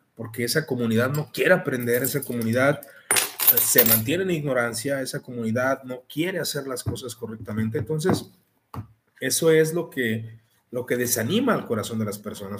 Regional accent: Mexico; Como mexicano

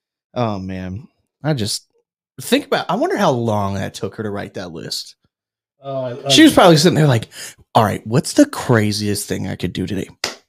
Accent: United States; I grew up near West Virginia.

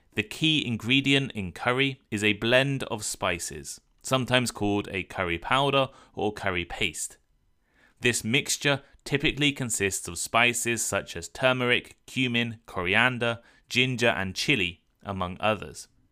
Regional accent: United Kingdom; growing up in the U K, Indian food, or at least what we think of as Indian food, was a massive part of my culture

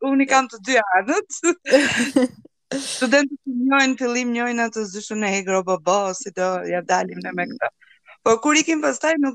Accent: Durrës, Durrës County, Albania; unë jam nga Durrësi, Gozdeti.

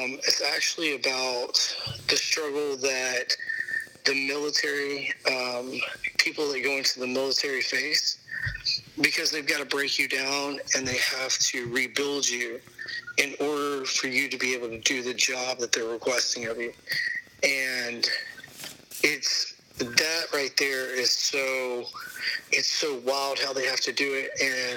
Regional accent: Memphis, Tennessee, United States; I'm from Memphis

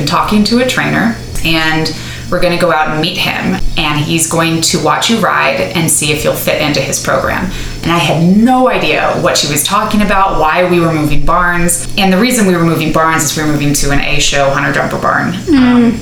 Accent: Dallas, Texas, United States; now in Briones, United States; I grew up in Dallas, Texas

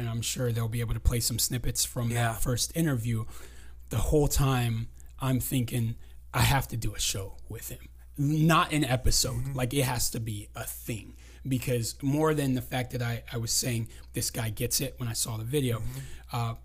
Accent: San Diego, California, United States; accent: Californian; In San Diego in 81. That's why like I talk very Californian, as people would say.

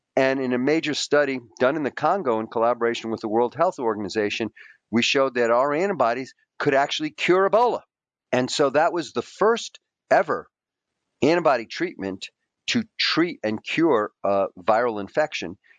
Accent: New York City, New York, United States; also born or lived in Queens; we were ordinary kids growing up in the New York City public school system. I was, you know, I grew up in a poor Greek immigrant family.

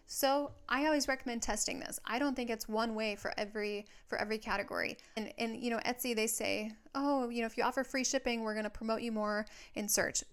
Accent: Minnesota, United States; now in Southern California, United States

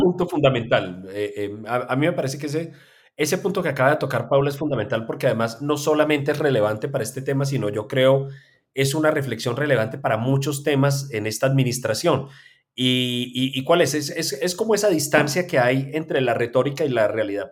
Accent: Manizales, Caldas, Colombia; es la ciudad donde yo nací, que es Manizales

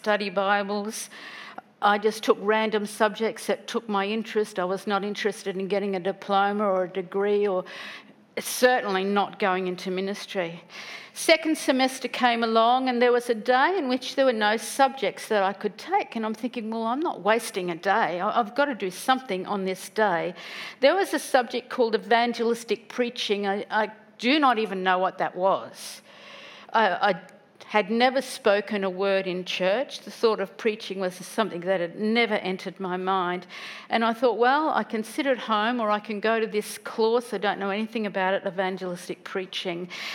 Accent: Woodridge, Queensland, Australia; I grew up in Woodridge.

